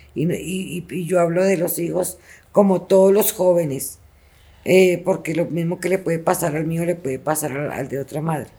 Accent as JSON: {"language": "Spanish", "country": "Colombia", "also_born_or_lived": "Chile", "moved": "as an adult", "said": "Allá tenía alta calidad de vida pero volví a mi tierra"}